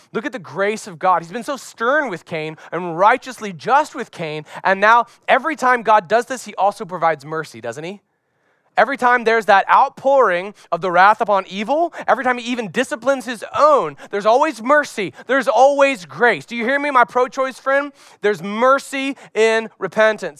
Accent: Florida, United States; As a young boy growing up in Florida, carrying my surfboard out to the beach

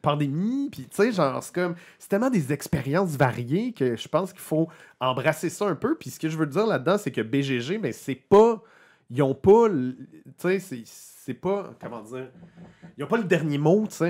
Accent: Quebec, Canada; nous, ça nous touche les Québécois

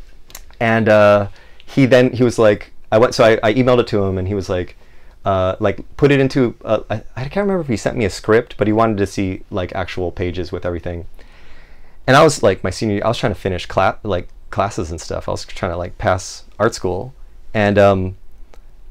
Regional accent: Maui, Hawaii, United States; growing up in Maui, man, like that's the music of Maui

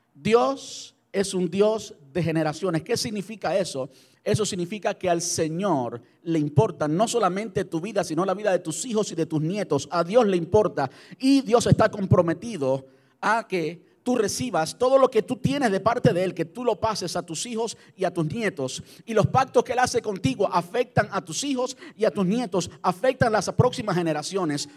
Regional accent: Cuba; moved away as an adult; mi, de mi país natal, de Cuba

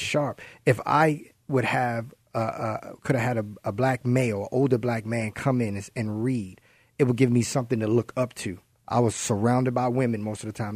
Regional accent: Baltimore, Maryland, United States; moved away; I'm from Baltimore.

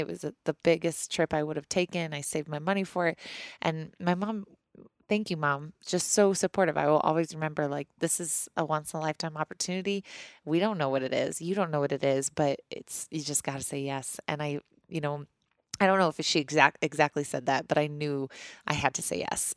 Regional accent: Missouri, United States; moved away as an adult; now in Colorado, United States; I grew up in Missouri

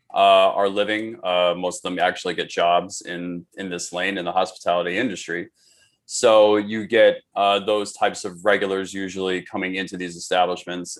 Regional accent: New York City, New York, United States; also born or lived in Queens, New York; I was born and raised in New York. I actually grew up on the Upper West Side of Manhattan.

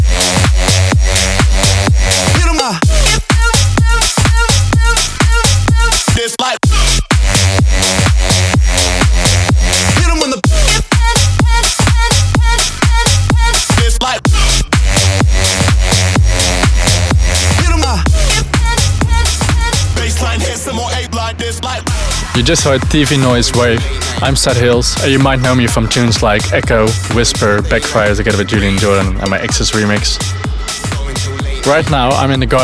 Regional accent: Helvoirt, North Brabant, Netherlands; Right now I'm in my hometown Helvoort, which is in the south part of the Netherlands

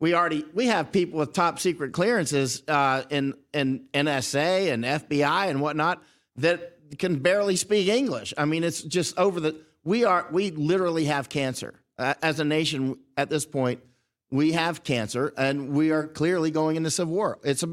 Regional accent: United States; now in Thailand; I'm American, born and raised in America, but I've spent most of my life downrange in about 100 other countries, right?

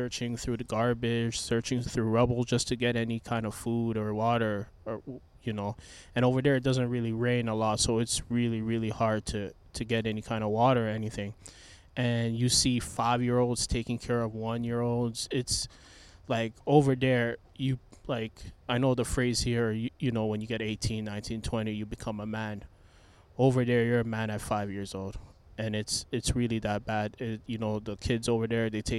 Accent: Toronto, Ontario, Canada; moved away as an adult; now in Memphis, United States; I was born in Toronto

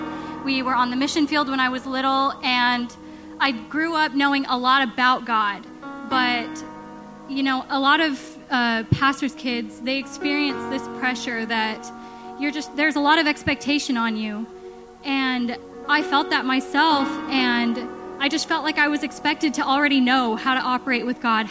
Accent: Las Vegas, Nevada, United States; I am originally from Las Vegas, and I lived a lot of life out there.

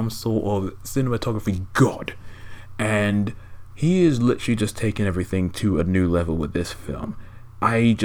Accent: England, United Kingdom; me and my uncle, because obviously we're both English geezers

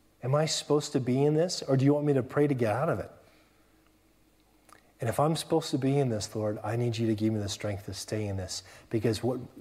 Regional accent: California, United States; moved away as an adult; now in England; I'm from California

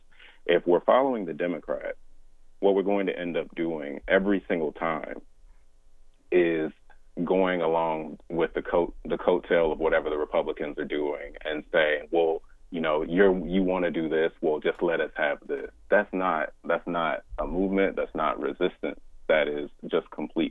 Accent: Shelby County, Alabama, United States; also born or lived in Birmingham, Alabama; I grew up in Shelby County, where, you know, the Voting Rights Act was infamously targeted

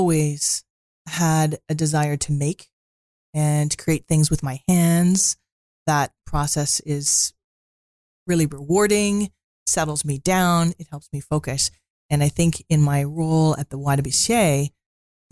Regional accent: Ottawa, Ontario, Canada; moved away as an adult; also born or lived in Peterborough / Victoria / Prince Rupert / Haida Gwaii; I grew up in Ottawa.

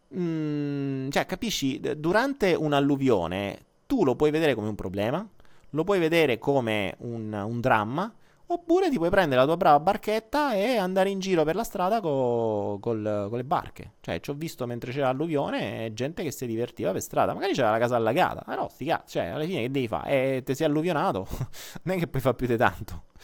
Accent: Foggia, Apulia, Italy; io sono foggiano

